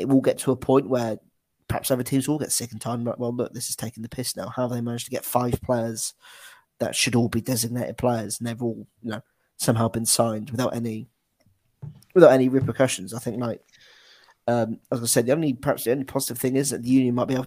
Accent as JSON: {"language": "English", "region": "England", "country": "United Kingdom", "said": "as like an English fan"}